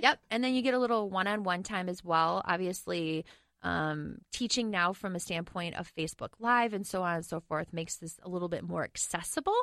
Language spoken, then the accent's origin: English; Medford, Wisconsin, United States; also born or lived in Oregon; now in Minneapolis, United States; I did grow up in Wisconsin